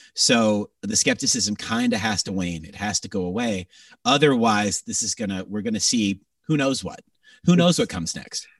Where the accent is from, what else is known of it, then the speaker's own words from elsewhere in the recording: Greater Toronto Area, Ontario, Canada; moved away; my hometown has been in lockdown still